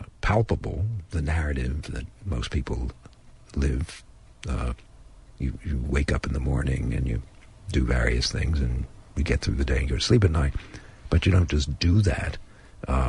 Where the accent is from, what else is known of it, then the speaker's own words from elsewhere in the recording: Perth Amboy, New Jersey, United States; moved away; I also go back to my hometown in New Jersey and try to get the essence of the life that I once lived there